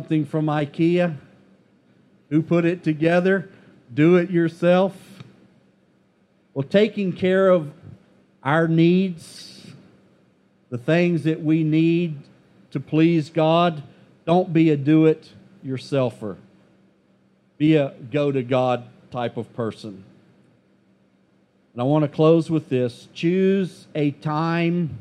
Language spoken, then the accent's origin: English; United States; as an American